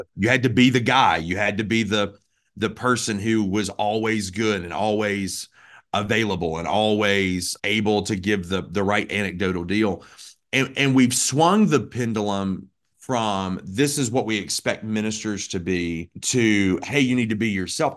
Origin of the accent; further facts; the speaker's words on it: Birmingham, Alabama, United States; moved away as an adult; also born or lived in Florida / Oregon; I grew up in Birmingham, Alabama